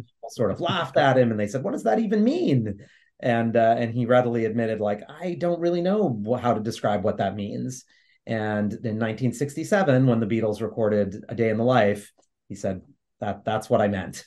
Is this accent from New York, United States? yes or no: yes; New York City, New York, United States; I grew up in New York City in the Lower East Side